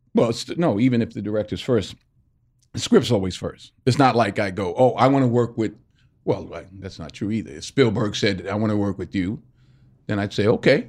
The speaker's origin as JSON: {"language": "English", "town": "Mount Vernon", "region": "New York", "country": "United States", "tie": "born or raised there", "moved": "as an adult", "lives_now": "Los Angeles, United States", "said": "I grew up in Mount Vernon, so I grew up in a great basketball town"}